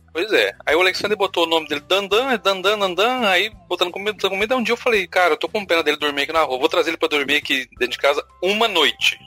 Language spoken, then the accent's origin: Portuguese; Minas Gerais, Brazil; now in Lauro de Freitas, Brazil; Sou da grande metrópole de Minópolis